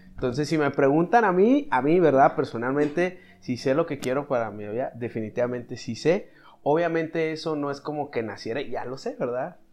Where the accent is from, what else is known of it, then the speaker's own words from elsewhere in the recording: Chihuahua, Mexico; now in Mexico City, Mexico; soy chihuahuense de cuna